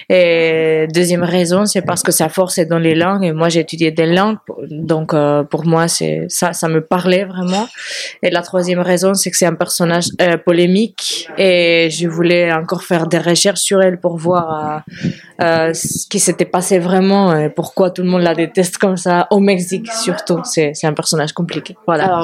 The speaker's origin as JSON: {"language": "French", "country": "Spain", "accent": "Spanish", "second_language": "French", "said": "je suis espagnole, ça s'écoute."}